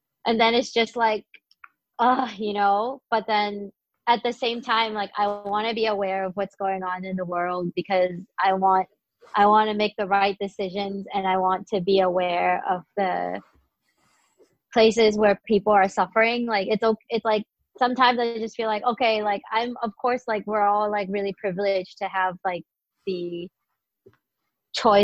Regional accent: St. Louis, Missouri, United States; I grew up in St. Louis and I went to high school there

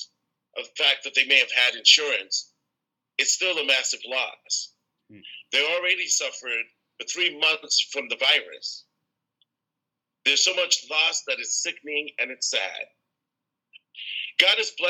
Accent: New York City, New York, United States; moved away as an adult; now in Minneapolis, United States; I was born and raised in Brooklyn, New York, and I moved to Minnesota 32 years ago to attend college

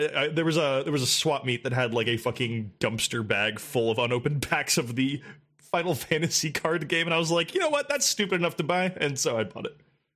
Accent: United States; Like, as an American, I will say.

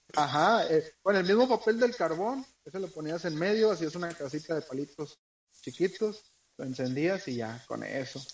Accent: northern Mexico, Mexico; como buenos norteños

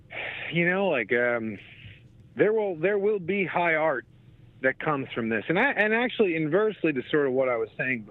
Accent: New Jersey, United States; When I was a kid growing up in Jersey

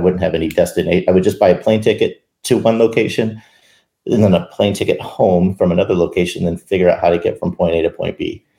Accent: Arizona, United States; also born or lived in Minnesota; we spent our time between Minnesota and Arizona. And I was growing up in Arizona at the time.

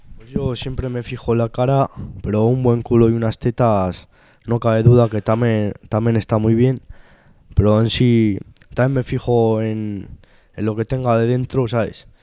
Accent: Spain; also born or lived in Arnedo (family origin); soy de España y vivo aquí.

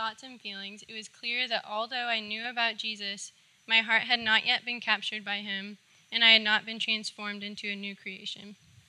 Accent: Houston, Texas, United States; I grew up here in Houston with my mom, dad, and older sister. I grew up learning about God

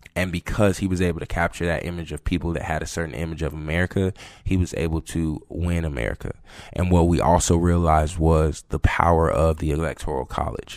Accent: Georgia, United States; moved away as an adult; also born or lived in Florida; now in South Carolina, United States; growing up in Georgia

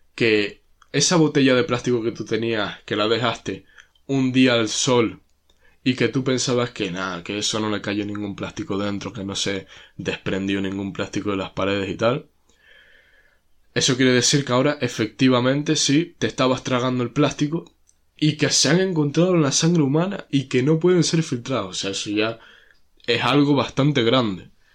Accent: Canary Islands, Spain

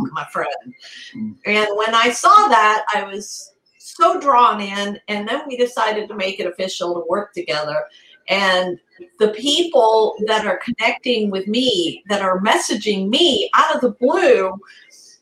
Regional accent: Italy; moved away; We're all Italian, so we grew up in Italy

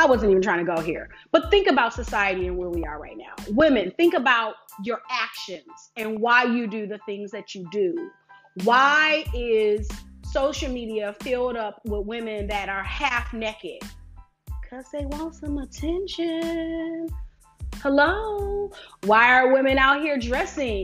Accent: Detroit, Michigan, United States; I'm from Detroit

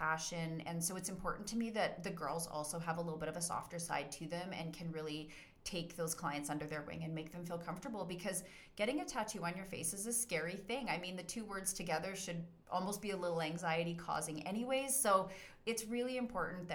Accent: Calgary, Alberta, Canada; also born or lived in Bearspaw / Cochrane; So I'm a native Calgarian, born and raised in Calgary

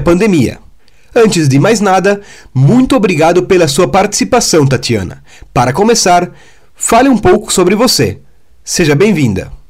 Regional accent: Rodeio, Santa Catarina, Brazil; Tenho 23 anos e sou da cidade de Rodeio, Santa Catarina

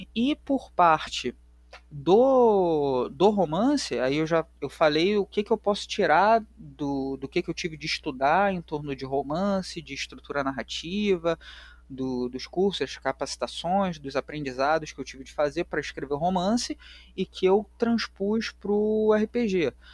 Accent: Rio de Janeiro, Brazil; accent: carioca; o sotaque já denuncia que eu sou do Rio de Janeiro, eu sou carioca

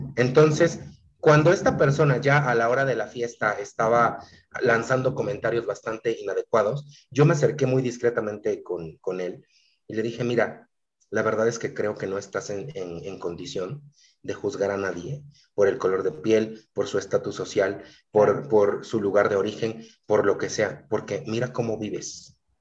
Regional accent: Mexico; ni siquiera soy de la Ciudad de México, entonces, pa' colmo, provinciano

